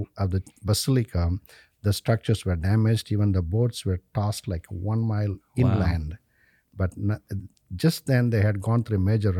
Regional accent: India; English is a second language; and the confirmation on the same day by an archbishop of our native home diocese in India.

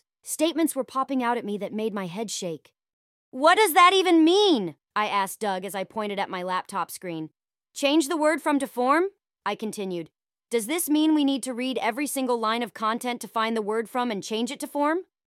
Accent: Australia; As an Australian, I couldn't help but take offense to this utter bullshittery.

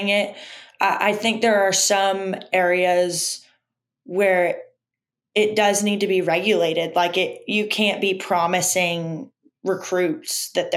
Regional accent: Orlando, Florida, United States; moved away as an adult; also born or lived in Oklahoma; now in Alabama, United States; I grew up in Orlando where, like, there's every sport

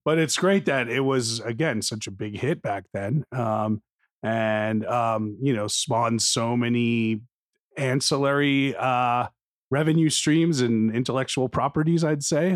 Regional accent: New Jersey, United States; I grew up in New Jersey in the eighties

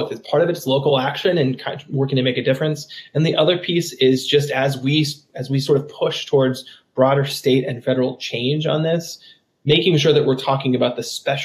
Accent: West Virginia, United States; moved away; also born or lived in Tennessee; my home state of West Virginia.

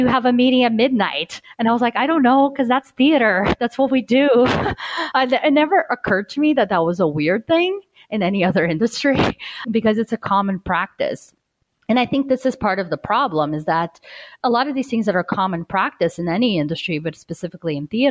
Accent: Brazil; moved away; I'm originally from Brazil

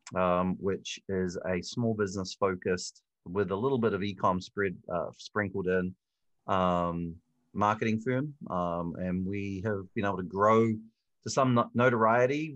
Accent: Hamilton, Waikato, New Zealand; moved away as an adult; also born or lived in Auckland, New Zealand; now in Phoenix, United States; originally, I'm from Hamilton, New Zealand.

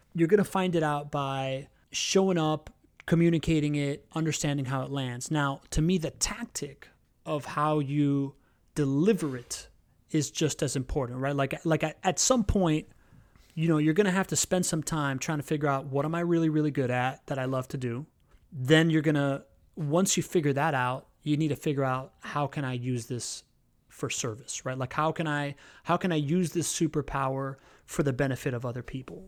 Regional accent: Miami, Florida, United States; moved away as an adult; now in Jacksonville, United States; I grew up in Miami. I'm a typical Miamian.

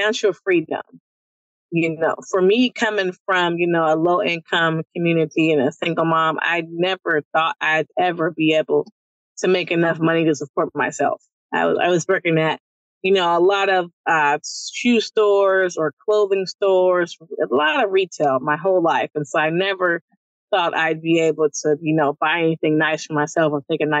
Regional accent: San Francisco, California, United States; growing up where we come from Baby Hunter's Point

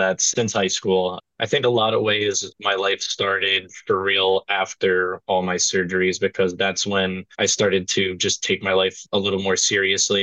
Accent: New Jersey, United States; I grew up in Opaqua, New Jersey, and that's pretty much the furthest left corner. It's like in Sussex County

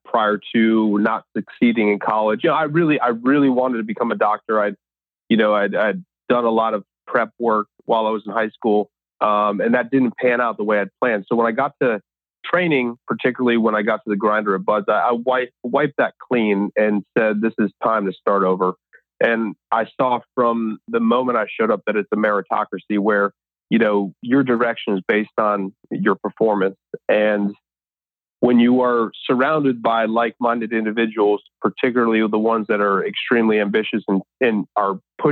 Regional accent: Connecticut, United States; moved away as an adult; I'm from Connecticut, born and raised, oldest of three boys

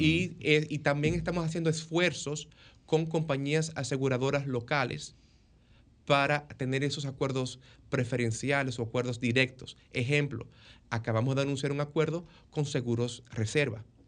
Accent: Dominican Republic; moved away as an adult; also born or lived in New York, United States; now in Tampa, United States; yo como dominicano, que estudié mi carrera de medicina en la Universidad de Nueva York

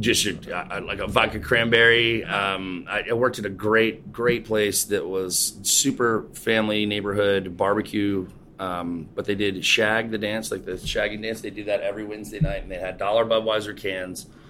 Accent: Charleston, South Carolina, United States; also born or lived in Folly Beach, South Carolina; I grew up here in Charleston. Uh, I grew up over on James Island, which is just like one of the, I guess, one of the barrier islands to the city

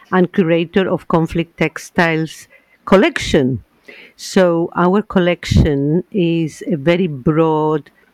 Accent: Chile; English is a second language; now in Northern Ireland, United Kingdom; I am from Chile, so sometimes I hesitate with finding the exact word in English

